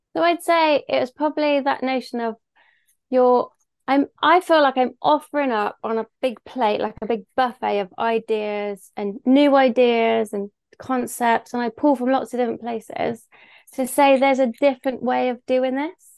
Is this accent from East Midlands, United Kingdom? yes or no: no; Bristol, South West England, United Kingdom; accent: Bristol; I live in Bristol, hence my beautiful accent